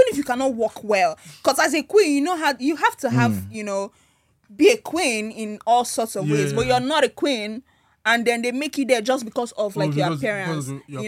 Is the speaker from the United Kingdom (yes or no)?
no; Nigeria; I'm a Nigerian to the core